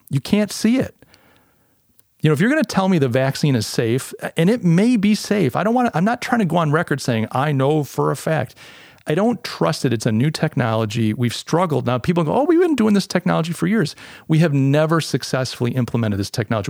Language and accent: English; United States; the U S, my, my home country